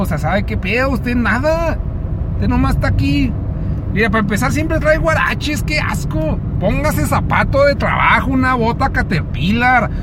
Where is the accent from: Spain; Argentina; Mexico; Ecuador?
Mexico; Así somos los mexicanos